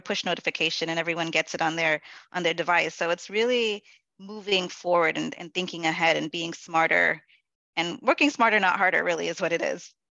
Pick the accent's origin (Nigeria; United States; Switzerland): United States; New York City, New York; My family is from Guyana which is in South America, um, and I am a Black woman born and raised in the Bronx.